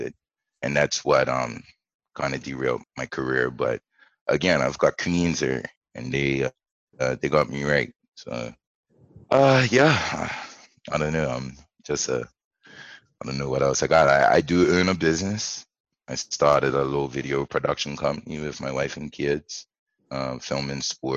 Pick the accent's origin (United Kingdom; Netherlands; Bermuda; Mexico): Bermuda; Middletown; moved away as an adult; also born or lived in Guam; I grew up in Bermuda, you know, back home. I grew up in Middletown